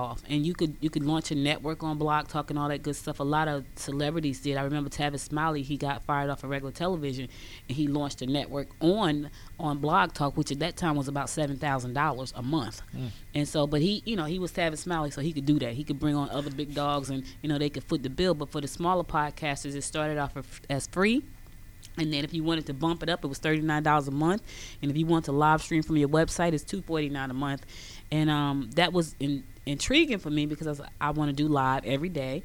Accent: Newark, New Jersey, United States; also born or lived in Albany, Georgia; now in Gwinnett County, United States; I grew up in Newark, New Jersey, and I've been back in Gwinnett for 6 years

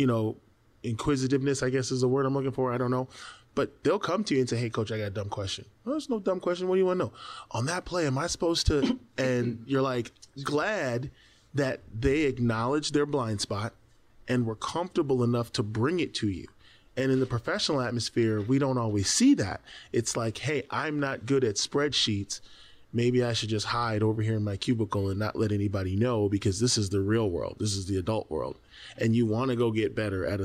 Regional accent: United States; as an American basketball player

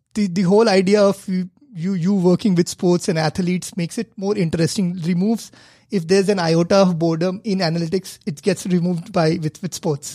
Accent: India; moved away; I come from India where cricket is the religion

